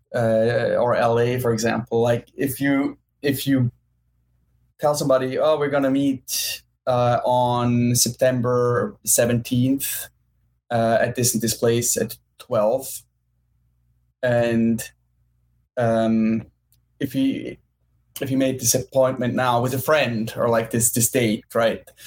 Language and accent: English; Switzerland; born or raised there; moved away as an adult; also born or lived in New York; now in Los Angeles, United States